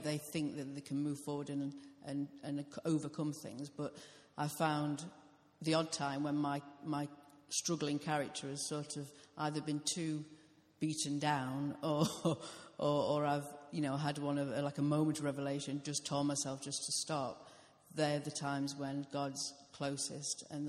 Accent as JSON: {"language": "English", "country": "United Kingdom", "said": "I'm British."}